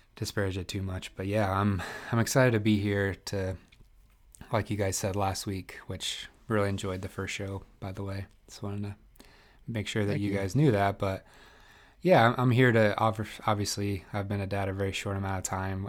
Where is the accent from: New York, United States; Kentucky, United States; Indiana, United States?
Indiana, United States; East Central; moved away as an adult; also born or lived in Northeast Philadelphia; now in Philadelphia, United States; I grew up in Indiana, uh, East Central Indiana, so I liken myself to a, a, Midwesterner